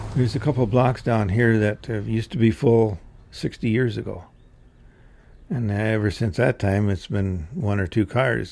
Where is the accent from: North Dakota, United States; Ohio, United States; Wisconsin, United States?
North Dakota, United States; Regent; I was born and raised in Regent, North Dakota.